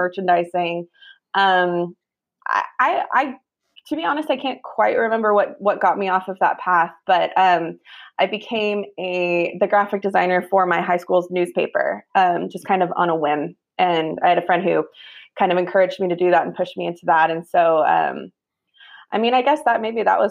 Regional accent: Sacramento, California, United States; also born or lived in Germany; Born and raised in Sacramento. Been here my whole life

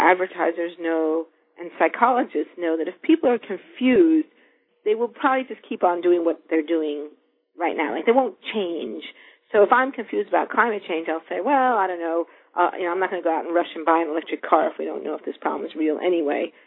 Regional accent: New York City, New York, United States; I grew up in New York City in an apartment

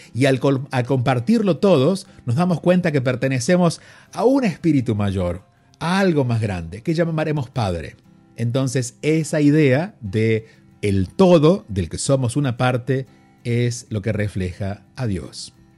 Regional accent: Argentina; soy argentino y viviendo en Argentina y siendo niño, siendo un varón y no jugando al fútbol, era bastante condenable en su momento, sobre todo viviendo en un pequeño pueblo

